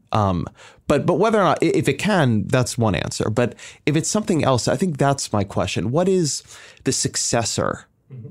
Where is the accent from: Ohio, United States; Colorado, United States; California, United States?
California, United States; Southern; moved away; I come from Southern California, my, my community was heavily immigrant